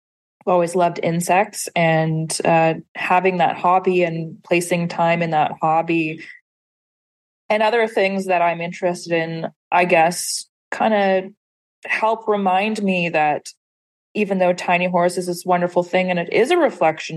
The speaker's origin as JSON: {"language": "English", "town": "Saskatoon", "region": "Saskatchewan", "country": "Canada", "tie": "born or raised there", "also_born_or_lived": "Montreal", "moved": "as an adult", "said": "I started a national poetry series in my hometown of Saskatoon, Saskatchewan"}